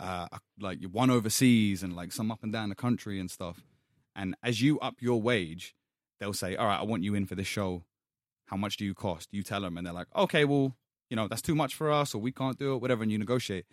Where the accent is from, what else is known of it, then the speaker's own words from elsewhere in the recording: London, United Kingdom; I grew up in Hackney